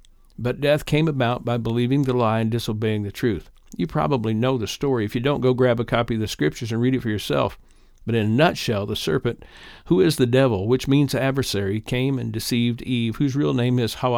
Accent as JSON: {"language": "English", "town": "Little Mug Creek", "region": "Kentucky", "country": "United States", "moved": "yes", "lives_now": "Indiana, United States", "said": "I live in Northeast Indiana, having moved here with my family about 55 years ago. I'm originally from East Kentucky, Little Mug Creek, to be specific, in Floyd County."}